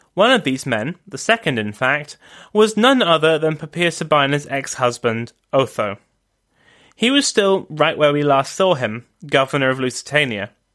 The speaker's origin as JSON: {"language": "English", "region": "London", "country": "United Kingdom", "tie": "born or raised there", "also_born_or_lived": "Oxford", "said": "back to London, my hometown"}